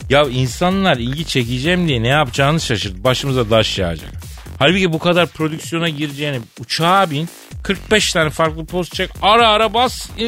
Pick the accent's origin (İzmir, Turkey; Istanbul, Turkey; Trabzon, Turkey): Trabzon, Turkey; Araklı; Araklıyım akıllı ol.